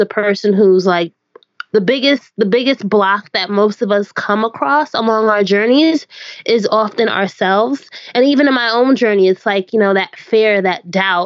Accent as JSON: {"language": "English", "town": "Orange", "country": "United States", "tie": "born or raised there", "said": "my hometown of Orange"}